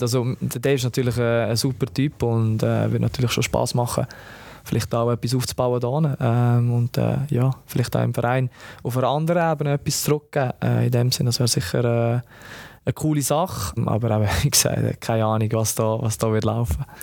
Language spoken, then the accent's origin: German; Lucerne, Switzerland; moved away as an adult; also born or lived in Palermo; weil das meine Heimat ist